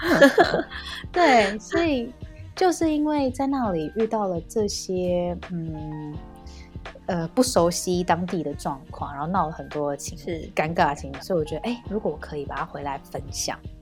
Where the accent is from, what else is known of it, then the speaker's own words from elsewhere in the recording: Taiwan; also born or lived in United Kingdom; 想说回来，回来台湾休息一下，见见爸妈